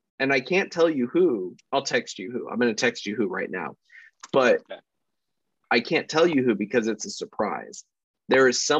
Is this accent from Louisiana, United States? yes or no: no; Puyallup, Washington, United States; I was like, no shit, I'm from Puyallup.